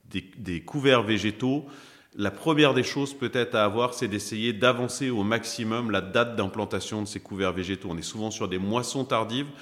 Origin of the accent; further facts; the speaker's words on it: Pays de Caux, Seine-Maritime, Normandy, France; je suis originaire du pays de Caux, donc c'est dans le 76, en Seine-Maritime